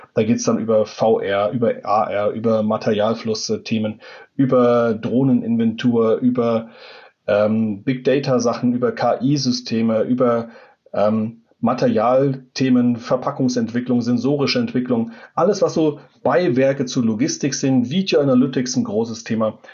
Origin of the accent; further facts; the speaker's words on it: Germany; als Deutsche